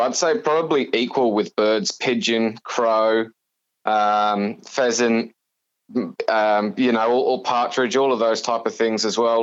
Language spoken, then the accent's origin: English; Suffolk, East of England, United Kingdom; moved away as an adult; now in Australia; born and bred in, in England in, in a county called Suffolk, um, where I grew up there